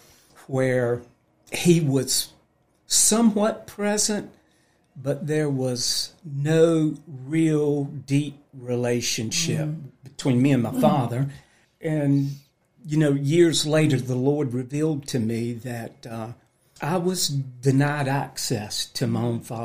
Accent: North Carolina, United States; I grew up in North Carolina.

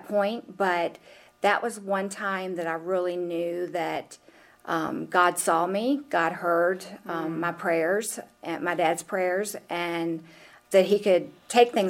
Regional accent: Elkton, Virginia, United States; also born or lived in Charlottesville, Virginia; I was born and raised in Elkton, Virginia, and I have lived there my entire life, except for approximately 2 years in Charlottesville

